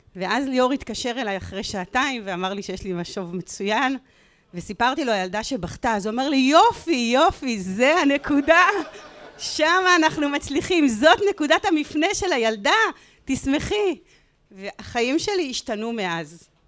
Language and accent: Hebrew; Ramla, Central District, Israel; born or raised there